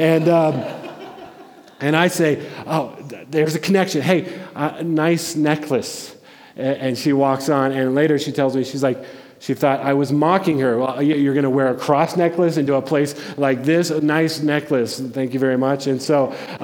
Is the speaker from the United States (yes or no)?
yes; Denver, Colorado, United States; I grew up in Denver